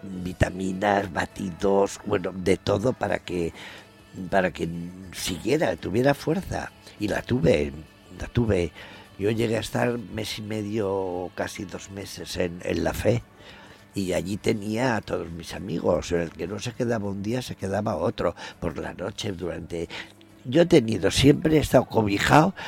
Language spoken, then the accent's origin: Spanish; Valencia, Valencian Community, Spain; Valencia, porque es, es mi tierra